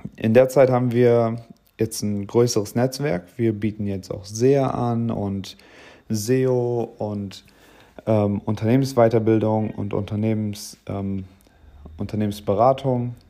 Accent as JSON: {"language": "German", "region": "Bremen", "country": "Germany", "moved": "as an adult", "lives_now": "Oldenburg, Germany", "said": "Ich komme ursprünglich aus Bremen"}